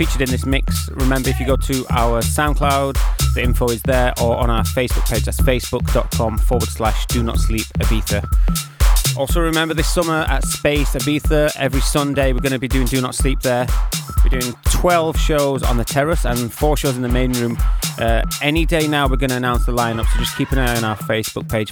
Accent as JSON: {"language": "English", "region": "Yorkshire and the Humber", "country": "United Kingdom", "accent": "North England", "said": "I'm a Yorkshireman, so it's a North"}